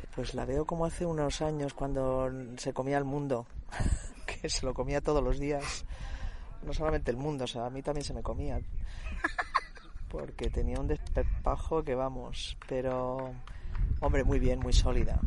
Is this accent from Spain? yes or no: yes; Spain; ya sabes cómo somos los españoles